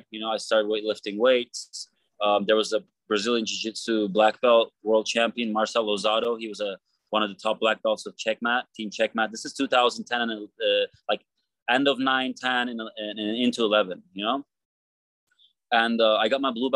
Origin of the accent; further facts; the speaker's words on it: Istanbul, Turkey; now in United States; I grew up in Istanbul, Turkey